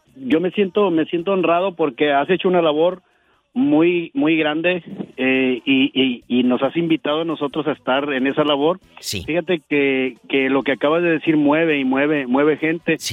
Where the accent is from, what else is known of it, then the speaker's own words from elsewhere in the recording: Xalisco, Nayarit, Mexico; moved away; un pueblo que ahora ya es ciudad, se llama Jalisco, la ciudad de la X